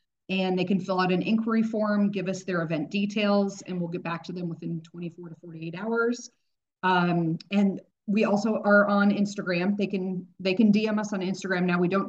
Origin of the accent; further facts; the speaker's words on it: Dallas, Texas, United States; now in Kansas City, United States; I came from Dallas.